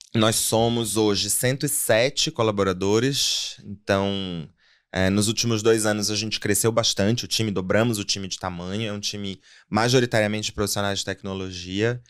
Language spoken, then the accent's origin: Portuguese; Pará, Brazil; moved away as an adult; also born or lived in São Paulo; now in Mongaguá, Brazil; eu sou paraense de nascimento, vim parar nessa selva de pedra 11 anos atrás